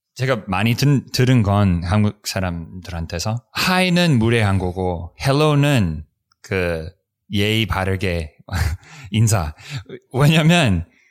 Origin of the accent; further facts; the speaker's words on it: United States; Korean is a second language; 우리 미국에서는